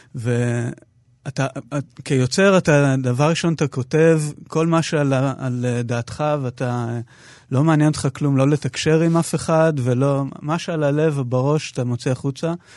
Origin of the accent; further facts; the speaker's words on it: Ma'oz Haim, Northern District, Israel; moved away as an adult; הסביבה הטבעית שלי זה קיבוץ מעוז חיים בעמק בית שאן